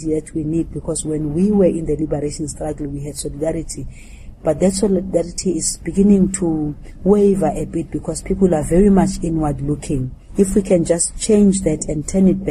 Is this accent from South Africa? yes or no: yes; South Africa; as a South African who was in the liberation struggle